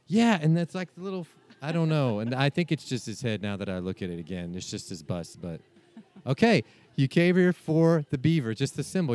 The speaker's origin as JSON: {"language": "English", "town": "Houston", "region": "Texas", "country": "United States", "said": "I'm actually from Houston"}